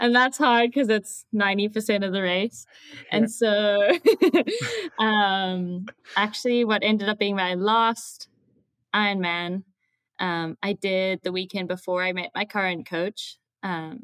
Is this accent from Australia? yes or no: no; Zimbabwe; moved away as an adult; now in United States; I am from Zimbabwe.